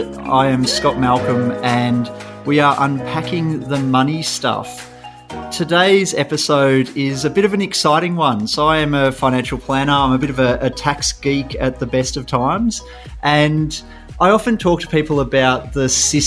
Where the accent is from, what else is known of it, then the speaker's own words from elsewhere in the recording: Canberra, Australian Capital Territory, Australia; also born or lived in Melbourne; So people who know me know that I'm from Canberra, Canberra born and bred. I do spend half my life in Melbourne and half my life in Canberra